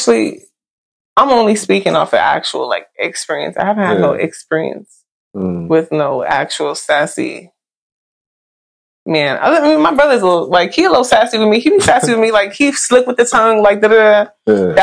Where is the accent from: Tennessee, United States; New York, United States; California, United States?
New York, United States; New York City; I'm from Brooklyn too